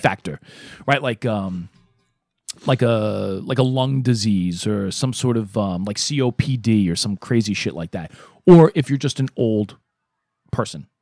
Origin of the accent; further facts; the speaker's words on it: New York City, New York, United States; moved away as an adult; Because I lived in Brooklyn, Um, I'm from Brooklyn